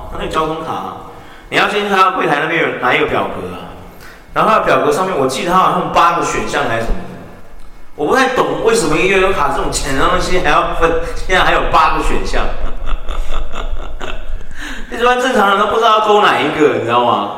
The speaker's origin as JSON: {"language": "Chinese", "country": "Taiwan", "said": "我们台湾人的种族天赋是什么"}